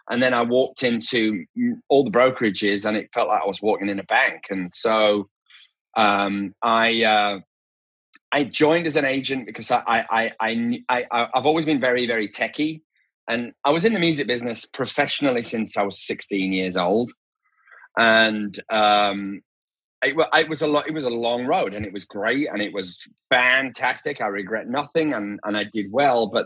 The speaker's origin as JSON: {"language": "English", "town": "Leeds", "region": "Yorkshire and the Humber", "country": "United Kingdom", "said": "I'm originally from Leeds, even though my accent is a little bit kind of smashed to pieces now."}